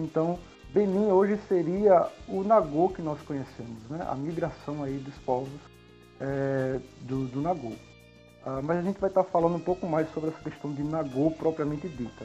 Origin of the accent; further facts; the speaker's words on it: Recife, Pernambuco, Brazil; Sou de Recife, Pernambuco